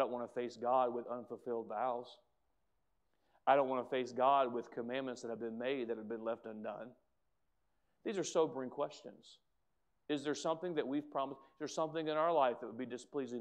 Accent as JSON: {"language": "English", "country": "United States", "said": "as an American"}